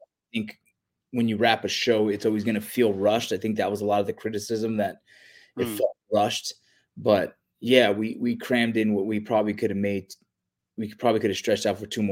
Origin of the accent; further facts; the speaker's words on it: Los Angeles, California, United States; I grew up in the San Fernando Valley